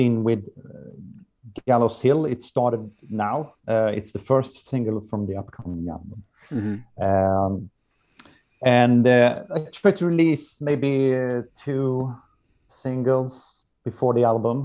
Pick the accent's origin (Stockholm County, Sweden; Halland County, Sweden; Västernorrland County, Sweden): Halland County, Sweden; Halmstad; English is a second language; here in Halmstad, my hometown